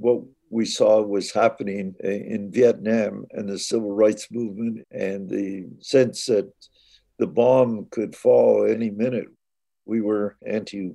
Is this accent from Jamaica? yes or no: no; Saugeen First Nation, Ontario, Canada; I'm Ojibwe from the Saugeen First Nation